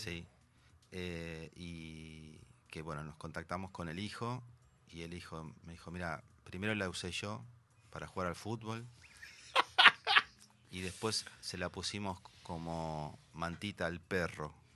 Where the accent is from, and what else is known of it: Argentina